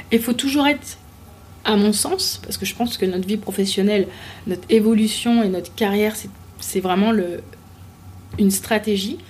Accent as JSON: {"language": "French", "town": "Paris", "region": "Île-de-France", "country": "France", "tie": "born or raised there", "also_born_or_lived": "Martinique", "said": "je suis née à Paris, j'ai grandi en, à Paris, enfin région, région parisienne"}